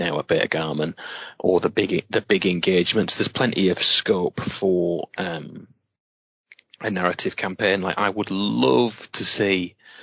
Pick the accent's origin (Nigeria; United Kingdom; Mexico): United Kingdom; we're British.